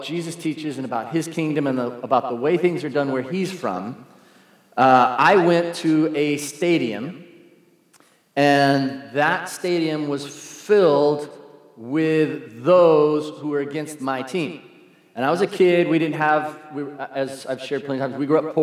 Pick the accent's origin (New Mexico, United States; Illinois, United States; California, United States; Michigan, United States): California, United States; San Diego; I'm from San Diego